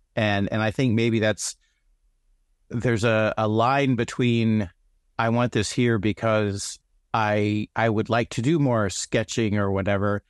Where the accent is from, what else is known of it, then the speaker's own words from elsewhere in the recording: United States; I'm an American.